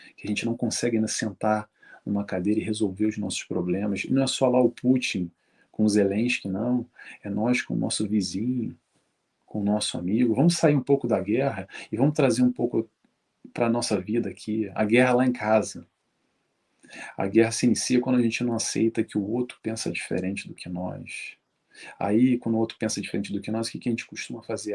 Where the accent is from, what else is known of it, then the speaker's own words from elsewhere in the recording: Rio de Janeiro, Brazil; eu sou do Rio de Janeiro